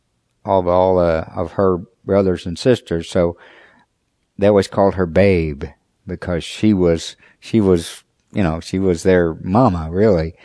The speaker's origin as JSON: {"language": "English", "town": "Shawnee", "region": "Oklahoma", "country": "United States", "tie": "born or raised there", "said": "I was raised in Shawnee, Oklahoma, with my mother and my father"}